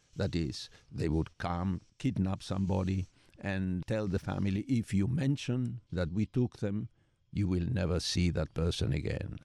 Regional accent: Buenos Aires, Argentina; moved away as an adult; now in United States; I was born in Buenos Aires, Argentina, where I did all my training and as a psychiatrist and as a psychoanalyst and as a family therapist in part

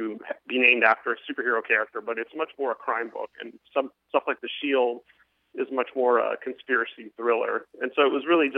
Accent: Miami, Florida, United States; my hometown, Miami

